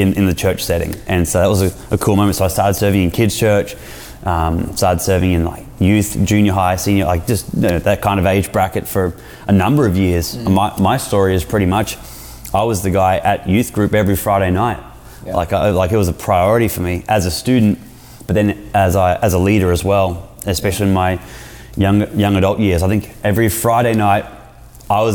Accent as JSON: {"language": "English", "town": "Brisbane", "region": "Queensland", "country": "Australia", "moved": "as an adult", "lives_now": "San Diego, United States", "said": "We're from Brisbane"}